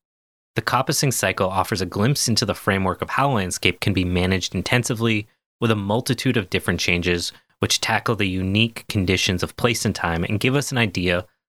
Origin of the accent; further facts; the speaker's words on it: United Kingdom; I mean, that probably makes sense, but cont feels like British. I'm very British.